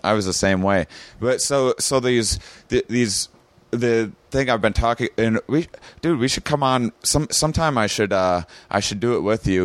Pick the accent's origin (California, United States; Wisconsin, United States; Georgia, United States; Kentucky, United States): Wisconsin, United States; La Crosse; I had an upbringing in my, my small Wisconsin town